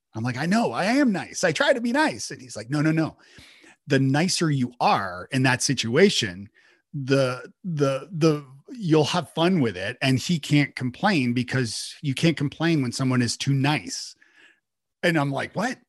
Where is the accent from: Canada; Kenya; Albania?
Canada; Toronto, Ontario; moved away as an adult; now in Nashville, United States; I'm from Toronto originally, and I moved to Nashville